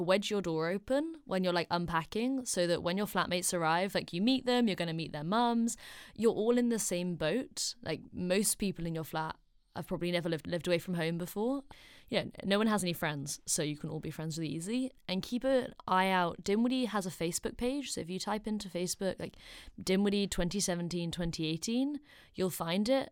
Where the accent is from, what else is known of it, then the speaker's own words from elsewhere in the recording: Oxford, South East England, United Kingdom; moved away as an adult; now in London, United Kingdom; I'm only from Oxford, so London's down the road